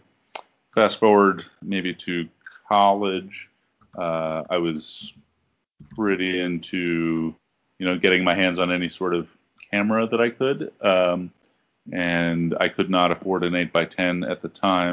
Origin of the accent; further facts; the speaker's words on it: New York City, New York, United States; I grew up in the Bronx